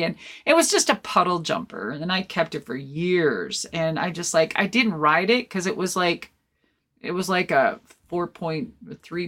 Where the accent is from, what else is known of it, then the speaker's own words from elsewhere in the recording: Minnesota, United States; moved away; I'm originally from Minnesota